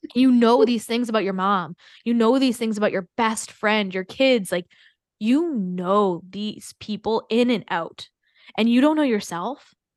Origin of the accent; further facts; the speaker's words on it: Canada; I'm also Canadian